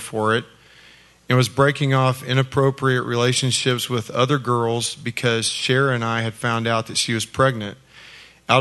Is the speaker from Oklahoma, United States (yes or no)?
yes; Oklahoma, United States; I was born in Oklahoma and raised in a fiercely competitive alpha male environment